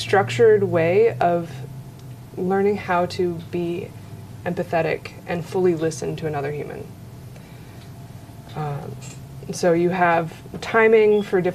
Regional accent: Ohio, United States; moved away as an adult; also born or lived in Florida / Maui, Hawaii / Denver / Michigan; now in Northwest Arkansas, United States; I was born in Florida, grew up in Ohio

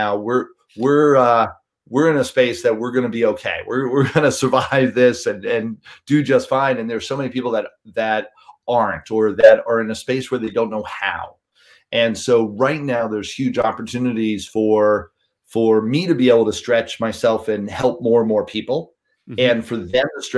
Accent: New York City, New York, United States; I grew up in New York City, cut my teeth cold calling in Midtown Manhattan

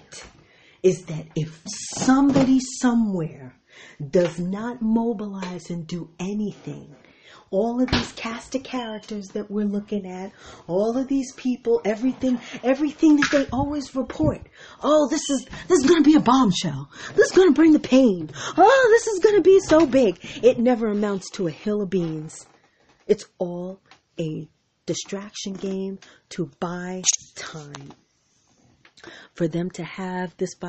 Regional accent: United States; Because I'm an American. I'm as American as it gets.

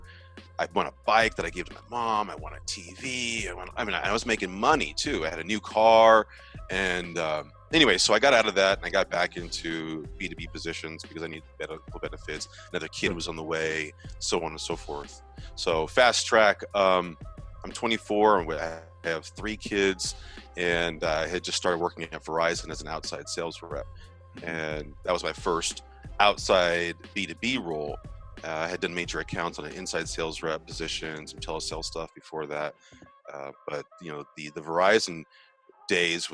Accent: Monterey, California, United States; also born or lived in San Jose, California / Central Valley, California; I started out in Monterey, born and raised in Monterey, went to Santa Clara High School. And so San Jose was home.

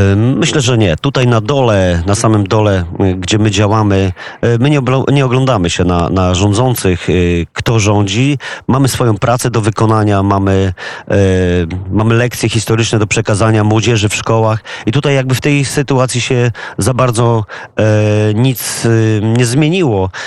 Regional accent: Głogów, Lower Silesian Voivodeship, Poland; my wszyscy jesteśmy z Głogowa

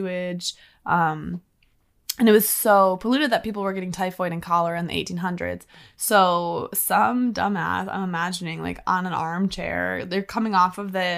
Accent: Midwest, United States; we're from the Midwest

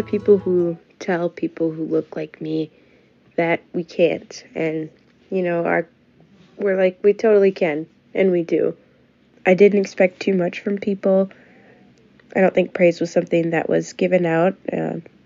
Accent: Lakeville, Minnesota, United States; I grew up in Lakeville, which is a suburb about 30 minutes south of Minneapolis

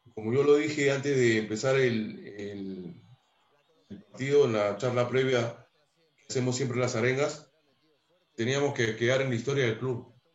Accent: Lima, Peru; also born or lived in Jesús María, Lima / Mexico; yo nací en Jesús María, me crié en Matute, al frente de la Tribuna

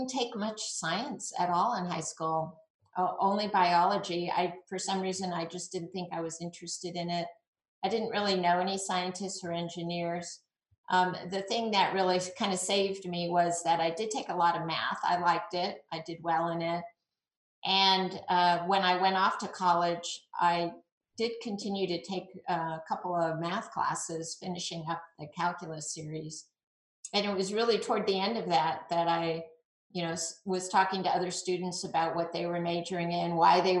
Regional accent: a suburb of San Diego, Southern California, United States; So I grew up in Southern California in a suburb of San Diego

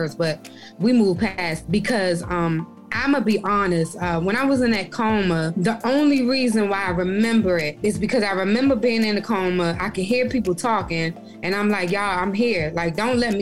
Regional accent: Prince George's County, Maryland, United States; moved away as an adult; also born or lived in Augusta / Boston; Maryland, I grew up in Maryland. I'm a PG County girl all day, every day

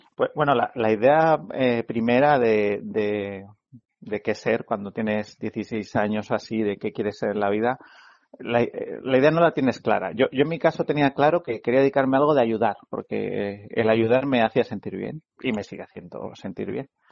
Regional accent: Madrid, Community of Madrid, Spain; soy de Madrid

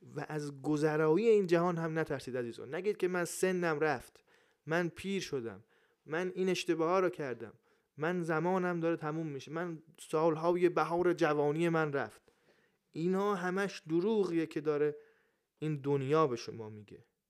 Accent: Iran; من ایرانیم

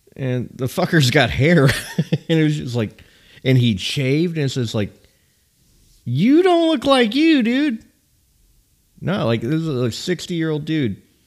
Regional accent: California, United States; moved away; also born or lived in Nashville, Tennessee; as a kid living in California

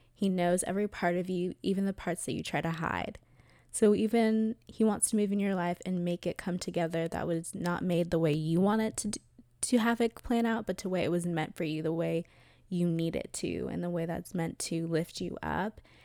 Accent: Atlanta, Georgia, United States; I grew up in Atlanta, Georgia, and went to a private Christian school

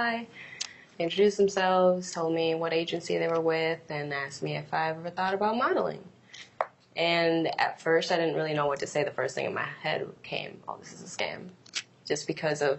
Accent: Puerto Rico; now in Minnesota, United States; I'm from Puerto Rico, but I currently live in Minnesota.

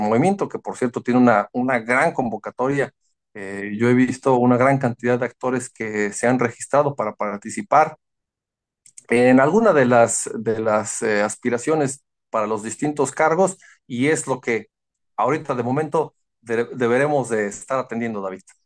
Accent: Cuernavaca, Morelos, Mexico; yo soy de, de Cuernavaca, somos de Acapancingo

